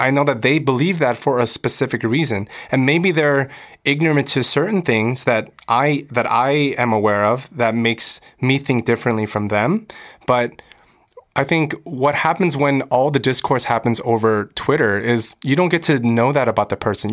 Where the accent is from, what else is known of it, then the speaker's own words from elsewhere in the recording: United States; I'm American. I'm growing up in America. I speak English.